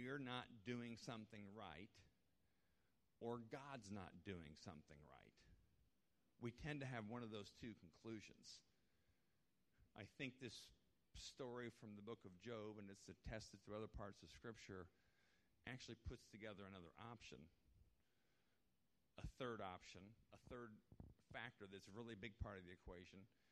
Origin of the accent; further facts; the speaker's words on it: United States; we as Christians, and I would say especially as American Christians